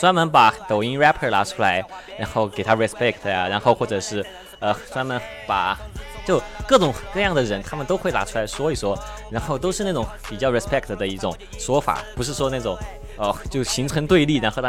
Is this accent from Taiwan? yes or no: no; Chengdu, Sichuan, China; 因为我是成都人嘛，因为我有个地域地域特色